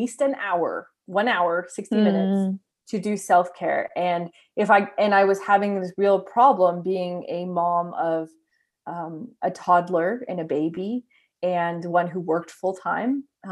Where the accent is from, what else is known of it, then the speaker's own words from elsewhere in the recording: Canada; as a Canadian